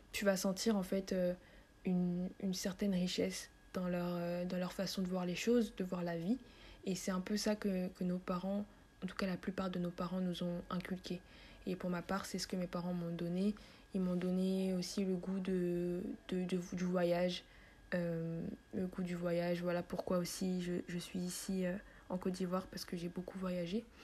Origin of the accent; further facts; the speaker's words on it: Central African Republic; à chaque fois que tu demandes à un Centrafricain d'où tu viens et que tu réponds donc je viens de la Centrafrique